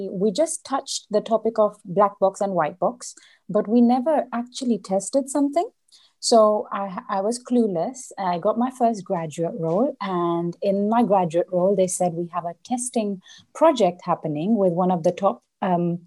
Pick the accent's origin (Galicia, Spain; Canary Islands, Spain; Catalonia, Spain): Canary Islands, Spain; Las Palmas; moved away as an adult; also born or lived in India (ancestry); now in London, United Kingdom; I was born in London. And I was only 3 months old when I was brought to the Canary Islands, specifically Las Palmas. And I've stayed here all my life up until 19 years old.